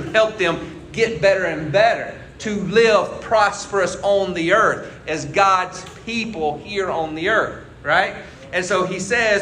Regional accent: United States; I'm proud of where I live. I'm proud I'm American.

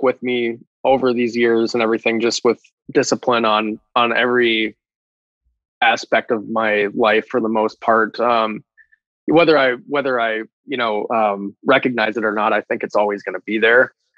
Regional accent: Minnesota, United States; moved away as an adult; also born or lived in North Dakota / Portland, Oregon; now in Pacific Northwest, United States; I'm originally from Minnesota and North Dakota, which are very flat, at least the part of Minnesota that I grew up

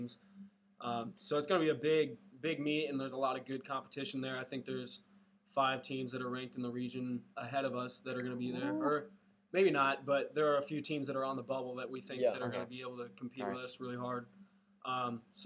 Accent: Runnels, Iowa, United States; also born or lived in Monroe, Iowa; I'm from Runnels, Iowa. I was at Southeast Polk through junior year. And we moved to Monroe my senior year.

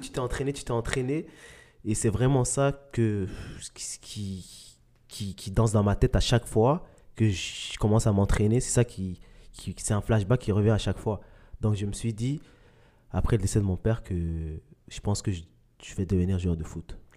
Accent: Mali; moved away; je suis né au Mali

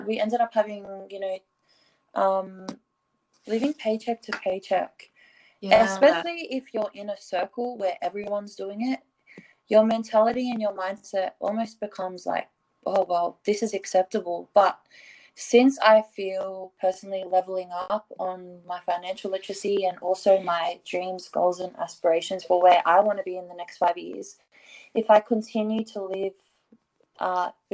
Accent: Australia; I'm from Australia

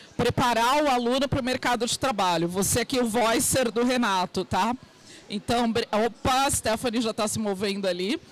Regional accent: Santos, São Paulo, Brazil; Eu sou de Santos, litoral, aqui de São Paulo

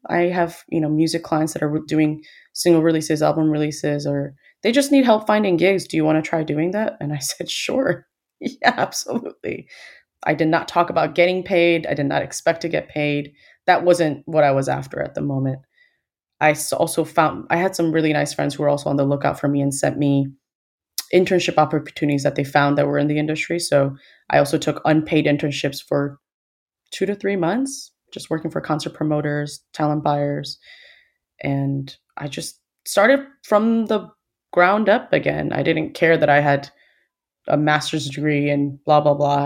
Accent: Chicago, Illinois, United States; moved away as an adult; also born or lived in Seoul, South Korea / Dallas, Texas; I was born in Chicago, but I did spend a little bit of time with some formative years in Seoul. So I moved there when I was in first grade, and I did just public primary school there

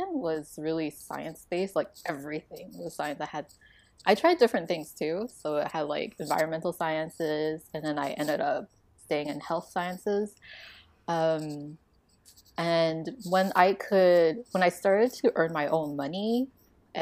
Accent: Taiwan; moved away; also born or lived in Canada; growing up in Taiwan, you have sticker books

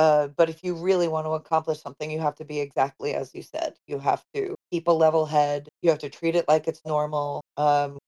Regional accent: Long Island, New York, United States; moved away; also born or lived in Los Angeles; we grew up on Long Island together. He was in the town next door to me

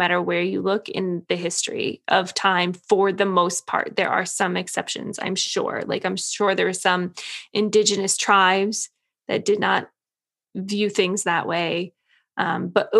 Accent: United States; being an American

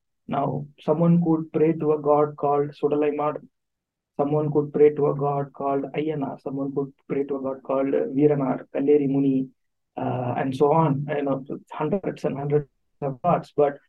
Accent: Tamil Nadu, India; first language Tamil; English is a second language; I am a Tamil from Tamil Nadu, so born and raised here.

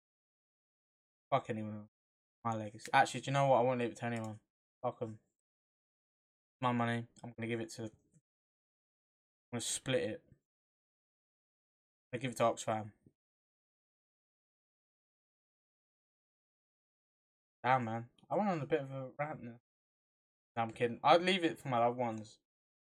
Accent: England, United Kingdom; we're English

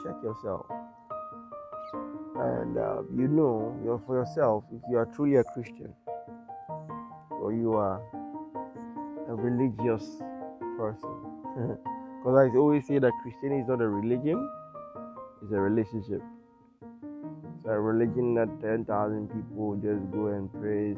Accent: Ghana; I'm from Ghana, I'm a Ghanaian.

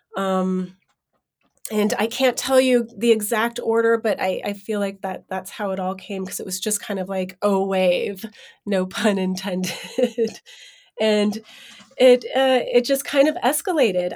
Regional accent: San Francisco, California, United States; also born or lived in New York; I was born in San Francisco

